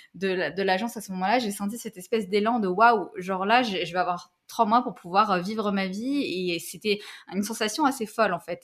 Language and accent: French; Paris, Île-de-France, France; moved away as an adult; also born or lived in Algeria / Montreal, Canada; now in Canada; je suis née en Algérie. Puis, euh, j'ai grandi quelques années en Algérie. Après, je suis venue à Paris. voilà. Donc, j'ai grandi à Paris une bonne partie